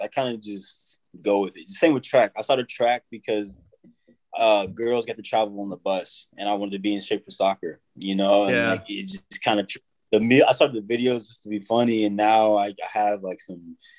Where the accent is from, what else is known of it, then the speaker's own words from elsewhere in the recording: Kentucky, United States; moved away; also born or lived in Wyoming / Tennessee; I was raised in Kentucky uh, for a while and then moved to Wyoming.